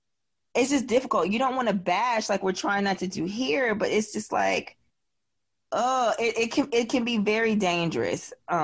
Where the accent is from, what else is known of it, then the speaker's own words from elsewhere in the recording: Midwest, United States; And y'all know I'm from the Midwest, so I'm not beating up on the Midwest and the actual West.